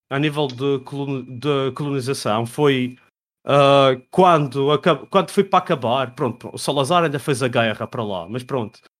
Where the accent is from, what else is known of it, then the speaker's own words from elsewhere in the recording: Portugal; É lógico que eu sou de Portugal.